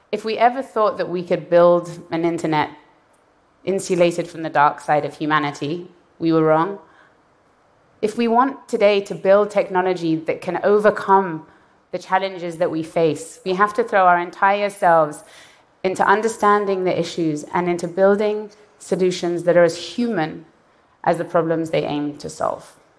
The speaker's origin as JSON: {"language": "English", "country": "Iran", "tie": "born or raised there", "moved": "yes", "said": "I was born in Iran and I left in the aftermath of a violent revolution"}